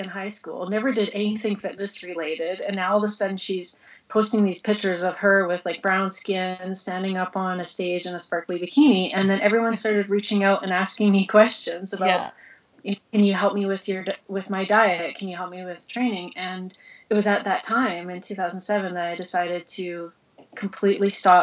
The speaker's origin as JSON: {"language": "English", "town": "Red Deer", "region": "Alberta", "country": "Canada", "tie": "born or raised there", "also_born_or_lived": "Cayman Islands", "moved": "as an adult", "said": "It's my hometown"}